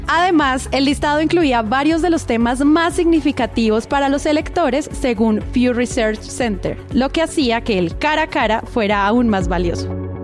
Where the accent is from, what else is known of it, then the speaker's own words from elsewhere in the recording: Colombia; como colombianos